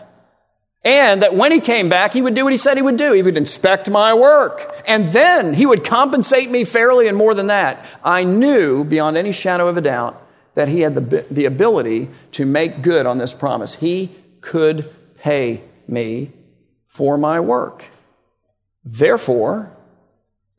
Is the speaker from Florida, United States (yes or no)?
yes; Miami, Florida, United States; I grew up in Miami, so probably 20 miles north of the Redlands.